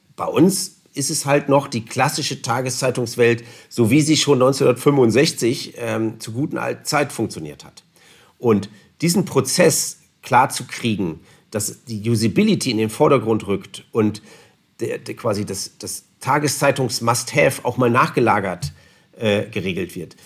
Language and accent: German; Northern Germany, Germany; now in Allgäu, Germany; Ich komme ja nun aus Norddeutschland.